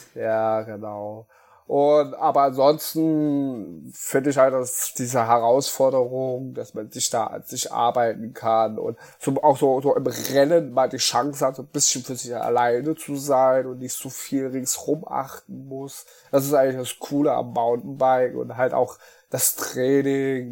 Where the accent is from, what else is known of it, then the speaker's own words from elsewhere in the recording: Apolda, Thuringia, Germany; moved away as an adult; now in Mainz, Germany; ich bin äh, gebürtiger Thüringer, komme aus ähm, Apolda, das ist bei Jena